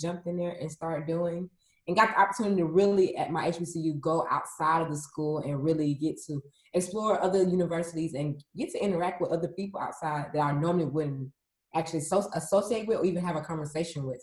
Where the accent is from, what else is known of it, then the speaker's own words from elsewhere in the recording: Atlanta, Georgia, United States; I am a resident born and raised in Atlanta, Georgia